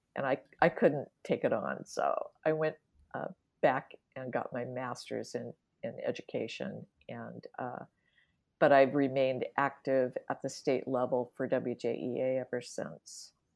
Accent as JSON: {"language": "English", "region": "Washington", "country": "United States", "also_born_or_lived": "Wisconsin / Dubuque, Iowa / Seattle", "moved": "yes", "said": "I'm originally from the Washington, uh, area"}